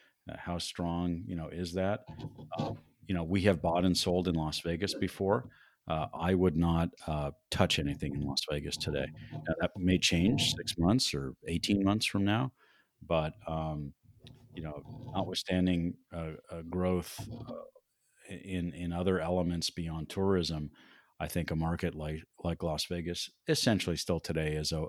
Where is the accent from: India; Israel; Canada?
Canada; now in Denver, United States; When I moved to Denver in 1978 from Canada, it was, you know, a medium-sized town, but so different than the city it is today, 42 years later.